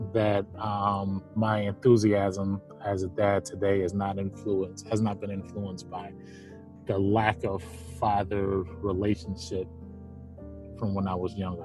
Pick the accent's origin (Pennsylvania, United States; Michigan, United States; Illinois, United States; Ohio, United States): Ohio, United States; Cleveland; I'm from Cleveland